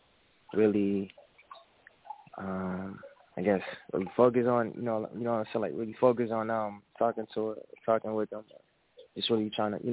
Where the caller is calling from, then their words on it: Houston, Texas, United States; I'm calling from Houston, Texas.